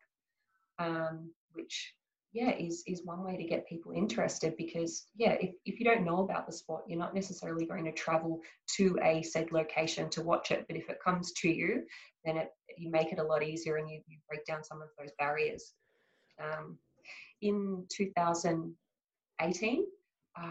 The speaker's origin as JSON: {"language": "English", "country": "Australia", "said": "a lot of pride in being Australian"}